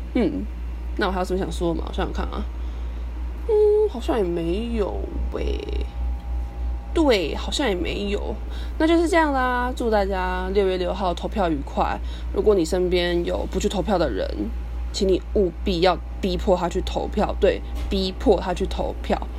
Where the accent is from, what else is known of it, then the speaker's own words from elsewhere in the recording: Kaohsiung, Taiwan; 我就是高雄人